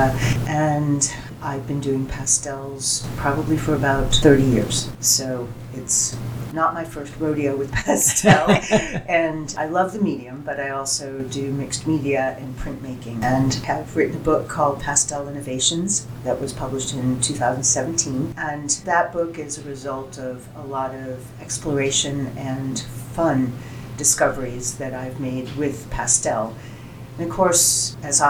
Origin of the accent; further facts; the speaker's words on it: Boston, Massachusetts, United States; moved away as an adult; now in Central Oregon, United States; I'm originally from Boston, so you can imagine the environment there